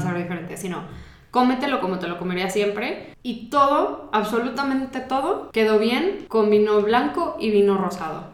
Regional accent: Mexico; nosotros como mexicanos

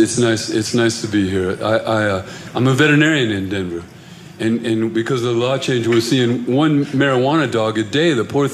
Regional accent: Ireland; I'm Irish.

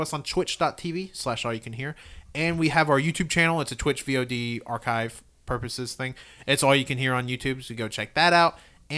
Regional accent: New York, United States; I'm from New York.

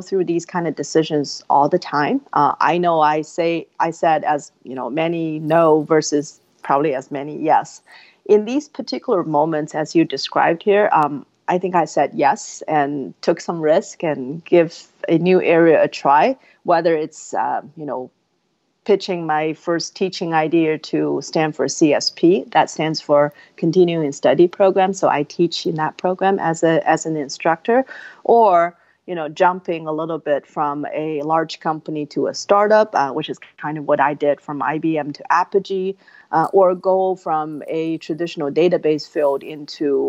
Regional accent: Inner Mongolia, China; moved away as an adult; now in United States; I was born and raised in China. I was from a remote province called Inner Mongolia

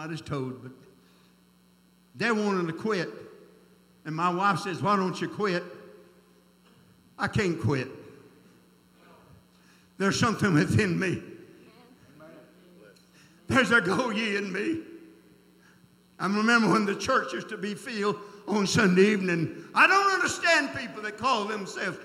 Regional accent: South Georgia, United States; born or raised there

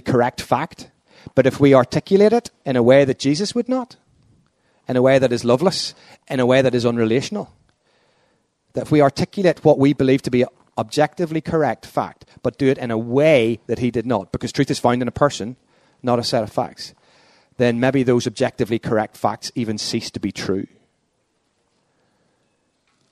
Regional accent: Northern Ireland, United Kingdom; also born or lived in London; As a Northern Irish Protestant

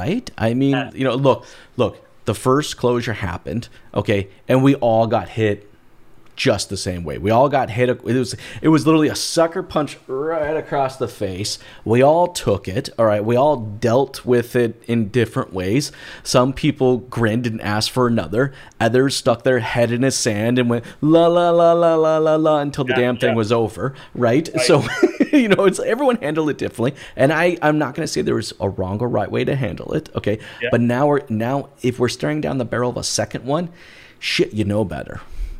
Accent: Albuquerque, New Mexico, United States; also born or lived in Boise, Idaho; Boise, Idaho. But I grew up all over the western part of the United States. Actually, if I had to call a home, I'd say Albuquerque, New Mexico, the Southwest.

